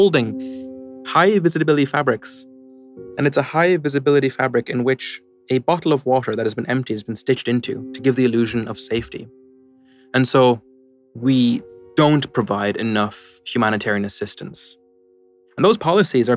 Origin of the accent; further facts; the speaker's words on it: Ireland; moved away as an adult; now in London, United Kingdom; I grew up in Ireland